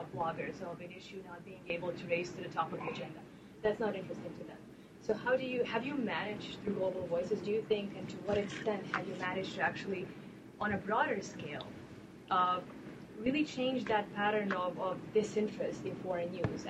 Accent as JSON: {"language": "English", "country": "Serbia", "said": "and I'm from Serbia."}